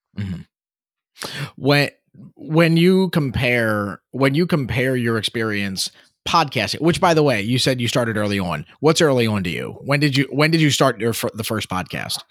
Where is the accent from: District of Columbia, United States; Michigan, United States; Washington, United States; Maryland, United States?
Maryland, United States; Baltimore; I grew up just outside of Baltimore City.